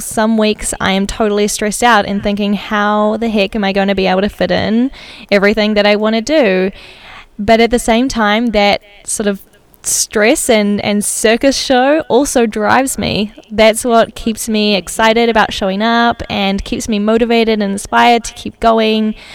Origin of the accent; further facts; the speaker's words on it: New Zealand; now in Amsterdam, Netherlands; I'm originally from New Zealand, and I've been working remotely in Amsterdam for Atomic for a while